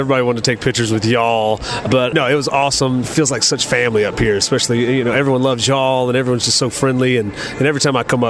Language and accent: English; South Georgia, United States; I'm from South Georgia. I'm not from up here.